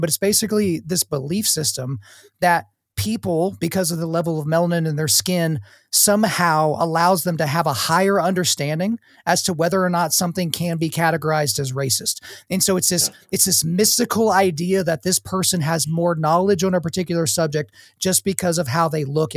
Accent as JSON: {"language": "English", "town": "Lawton", "region": "Oklahoma", "country": "United States", "tie": "born or raised there", "said": "I grew up in Oklahoma where the predominant race in Oklahoma is white, but the city I grew up in, Lawton, is a multi-ethnic city"}